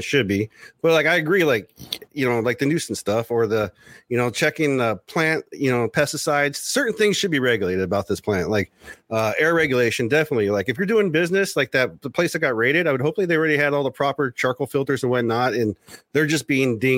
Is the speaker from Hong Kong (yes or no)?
no; Oceanside, California, United States; I'm from Oceanside, San Diego